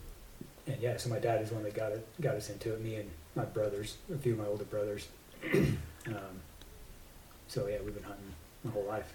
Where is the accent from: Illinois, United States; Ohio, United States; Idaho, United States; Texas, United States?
Idaho, United States; I moved to Idaho when I was like 3 or something, born there. But raised in Idaho.